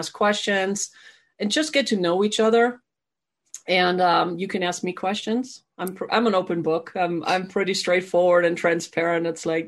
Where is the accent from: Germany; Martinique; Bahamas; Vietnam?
Germany; now in United States; I was actually born and raised in Germany.